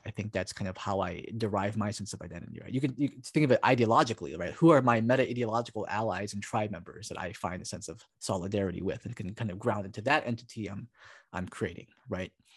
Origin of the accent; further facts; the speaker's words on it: Hawaii, United States; also born or lived in Oregon; now in Portland, United States; Japanese, uh, uh, person from Hawaii